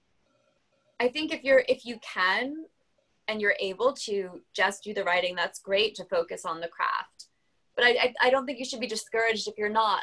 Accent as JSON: {"language": "English", "country": "France", "tie": "born or raised there", "said": "I was a babysitter for like 4 kids under the age of like 4 growing up in France"}